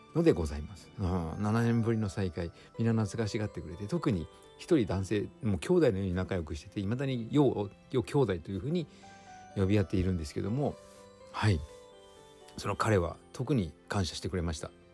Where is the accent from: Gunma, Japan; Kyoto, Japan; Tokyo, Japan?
Gunma, Japan; Fujioka; also born or lived in Peru; 私地元地元の群馬県藤岡市